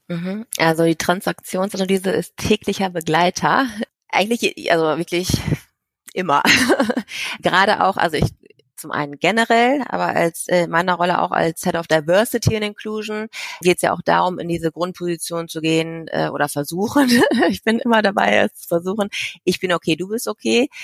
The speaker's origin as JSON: {"language": "German", "country": "Germany", "moved": "yes", "said": "ich komme aus Deutschland, bin halb Asiatin und habe ja in ein paar verschiedenen Ländern schon selber gelebt"}